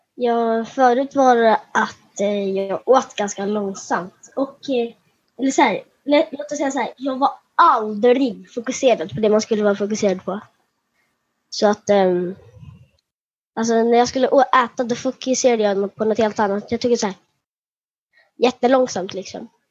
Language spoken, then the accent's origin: Swedish; Halmstad, Halland County, Sweden; jag föddes i Halmstad